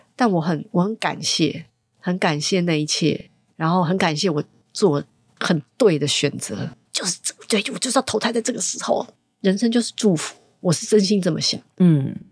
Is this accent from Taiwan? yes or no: yes; Taiwan; also born or lived in Hong Kong (family background); 我是一个香港背景，但是在嗯。台湾长大的女生